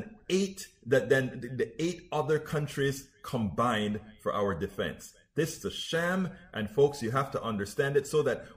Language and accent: English; Panama; moved away; Rose and I grew up together in Panama